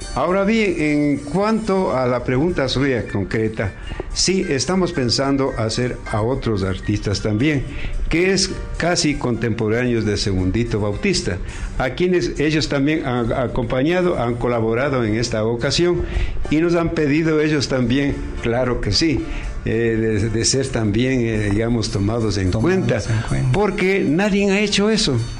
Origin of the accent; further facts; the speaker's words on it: Ecuador; now in United States; somos ecuatorianos